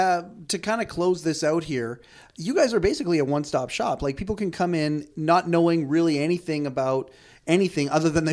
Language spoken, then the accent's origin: English; Black Mountain, North Carolina, United States; it's my stomping grounds. That's where my parents still are. Yeah, I grew up in Black Mountain.